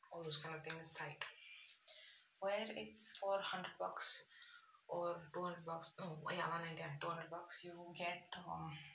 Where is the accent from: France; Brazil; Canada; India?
India; South India; I'm from the south.